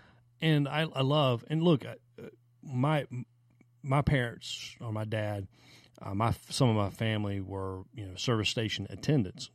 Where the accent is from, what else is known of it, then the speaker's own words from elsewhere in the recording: the South, United States; growing up in the South